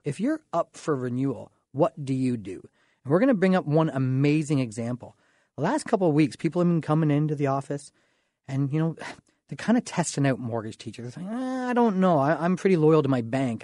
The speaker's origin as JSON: {"language": "English", "town": "Dorchester", "region": "Ontario", "country": "Canada", "tie": "born or raised there", "said": "I'm from the Dorchester area. You know, kinda raised, small town thought, small town boy, population about five thousand people"}